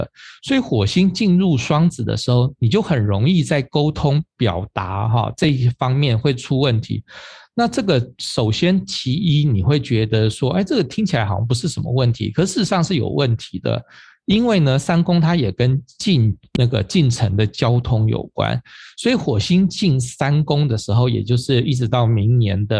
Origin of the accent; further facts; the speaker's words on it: Taipei, Taiwan; 我们就说以我们台北人啊，就是最和平的。